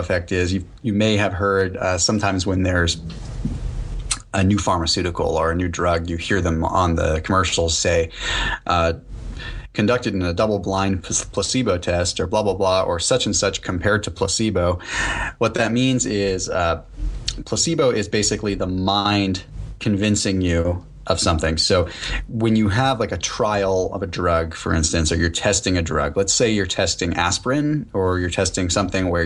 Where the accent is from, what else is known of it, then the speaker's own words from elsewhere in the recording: United States; I'm – proud to be an American. I'm happy American. I served in the military and I love this country